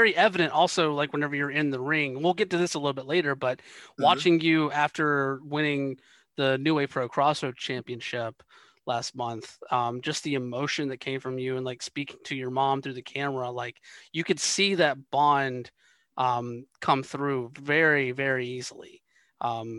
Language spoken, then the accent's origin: English; the South, United States; I was growing up in the South